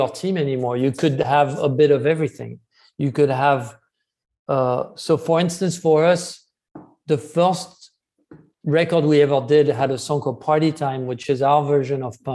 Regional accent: France; growing up in France

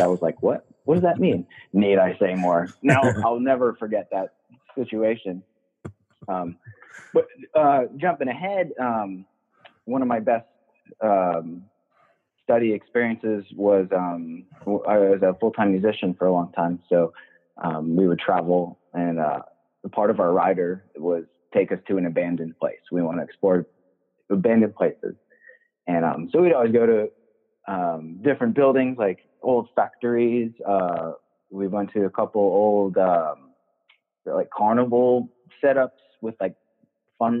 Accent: New England, United States; now in Cottage Grove, United States; born and raised in New England, growing up in the forest out there

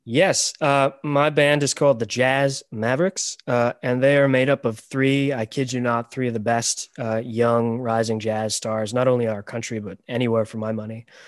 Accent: Toronto, Ontario, Canada; also born or lived in Romania; I was adopted from Romania, and I came to Canada when I was six weeks old

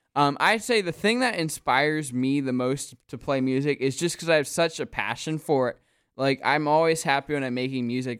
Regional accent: Wyomissing, Pennsylvania, United States; I'm kinda from the Philly area

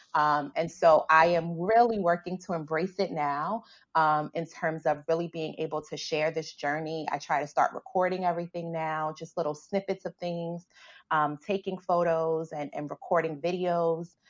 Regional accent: New York City, New York, United States; I grew up in the South Bronx

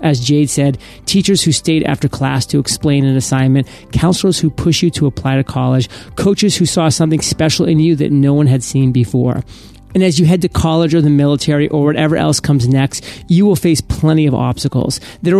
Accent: Chicago, Illinois, United States; I was born and raised here on the South Side in South Shore, and I am who I am today because of this community.

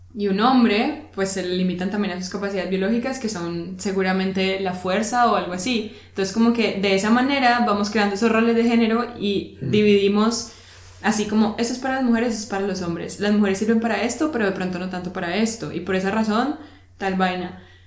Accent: Colombia; now in Germany; como colombiano acá en Alemania

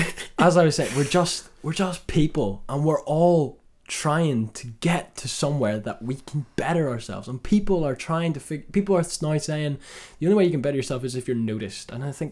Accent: Northern Ireland, United Kingdom; We're Northern Irish, and there's a surfer, dude.

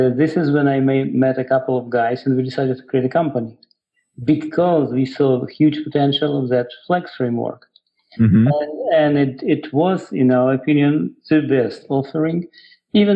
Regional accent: Ukraine; English is a second language; moved away as an adult; also born or lived in Russia; now in United States; I was born in Ukraine. Then I went to Russia. I got my master's degree in applied math over there. Then I came back to Ukraine for a little bit, working as a programmer. And then I came to the United States in the 90s.

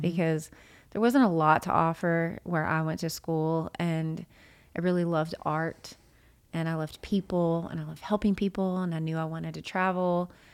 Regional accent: Jonesboro, Arkansas, United States; moved away as an adult; also born or lived in Nashville, Tennessee; now in Jonesboro, United States; I grew up in Arkansas

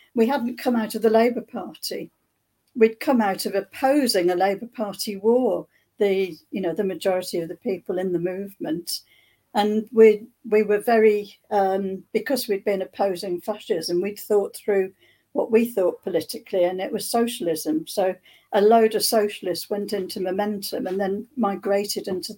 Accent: Thanet, East Kent, South East England, United Kingdom; I'm from Thanet in East Kent

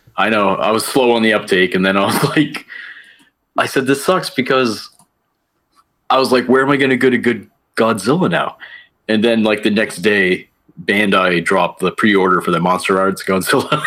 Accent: Fort Kent, Maine, United States; moved away; my hometown is Fort Kent, Maine, a little small town in northern Maine.

